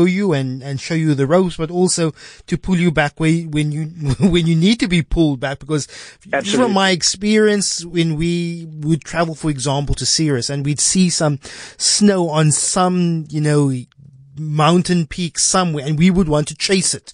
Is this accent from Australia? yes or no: no; South Africa; as a South African boy who sees snow on TV